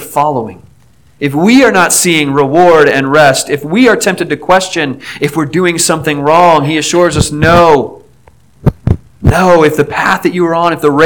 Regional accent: Aliquippa, Pennsylvania, United States; moved away; my hometown near Pittsburgh, Aliquippa

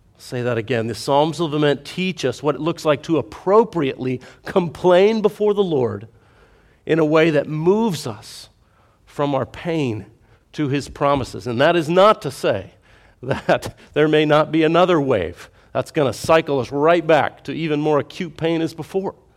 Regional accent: United States; as an American

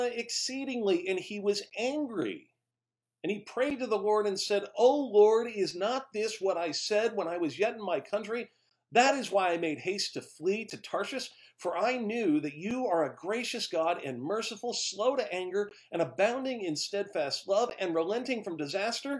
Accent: just outside Los Angeles, Southern California, United States; as a child growing up in Southern California just outside of L.A.

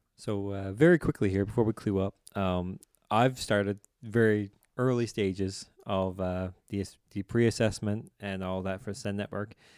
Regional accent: Newfoundland and Labrador, Canada; I'm from here, but they'll know very quickly I'm from the Bay

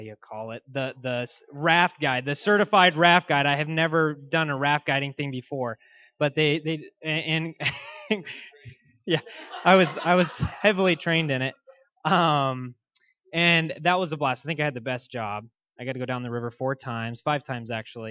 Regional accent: Boise, Idaho, United States; moved away; I grew up in Boise, Idaho, and was heavily involved there.

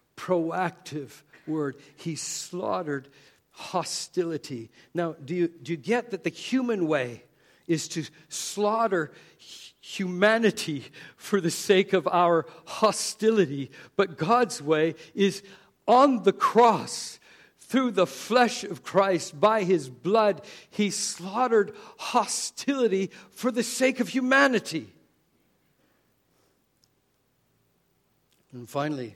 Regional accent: Canada; moved away; I grew up in Canada

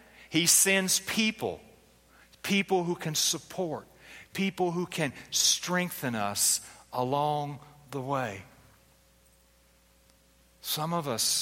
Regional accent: Philadelphia, Pennsylvania, United States; I was born in Philadelphia. Now, my parents were kind of Southern, but I was born in Philadelphia

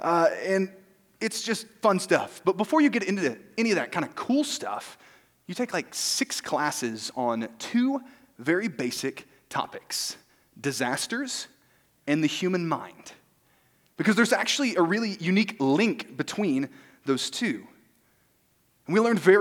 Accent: Arkansas, United States; moved away; I am also from Arkansas, the great state

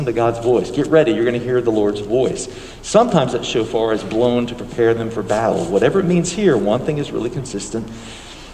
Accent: United States; we're American Christians

